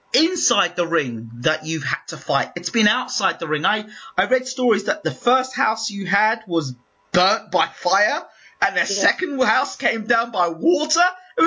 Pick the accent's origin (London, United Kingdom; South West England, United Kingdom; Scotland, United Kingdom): London, United Kingdom; now in Sligo, Ireland; Although I'm a Londoner, but I live now in Ireland.